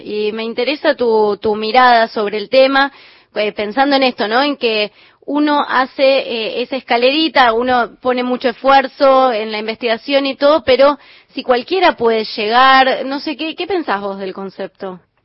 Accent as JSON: {"language": "Spanish", "region": "Buenos Aires", "country": "Argentina", "said": "Yo soy de Capital."}